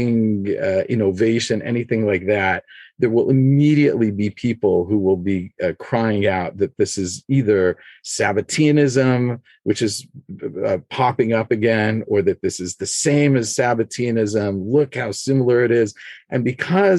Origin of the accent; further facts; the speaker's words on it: Los Angeles, California, United States; moved away as an adult; also born or lived in Jerusalem; I grew up in Los Angeles, and then I lived for 10 years in Jerusalem